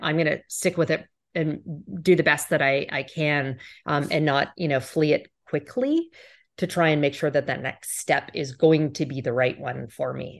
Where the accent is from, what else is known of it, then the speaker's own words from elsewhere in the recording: Canada; as a Canadian